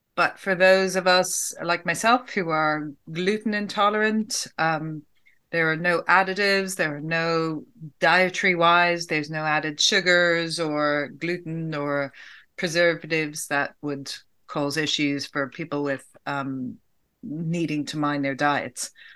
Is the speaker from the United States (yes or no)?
no; Ireland; as an Irish person